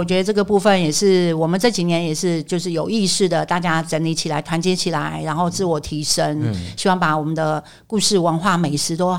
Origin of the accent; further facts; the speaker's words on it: Yunnan, China; now in Taiwan; 当然啦、因为我们是云南人嘛，那就在我们在金三角流亡那么多年，